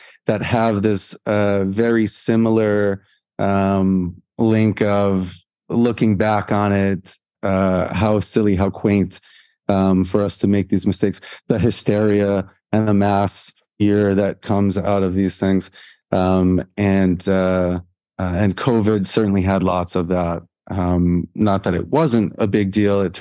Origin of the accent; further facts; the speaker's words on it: Providence, Rhode Island, United States; moved away as an adult; also born or lived in Edinburgh, Scotland; now in Dubai, United Arab Emirates; I'm from Providence, Rhode Island, United States.